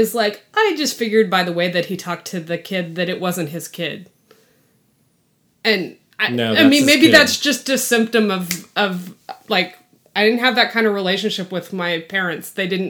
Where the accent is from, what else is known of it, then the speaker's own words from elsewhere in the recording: West Texas, United States; I grew up in West Texas. We went to New Mexico all the time.